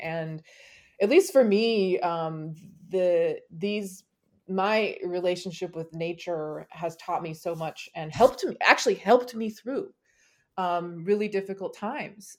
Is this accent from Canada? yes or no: no; California, United States; growing up in California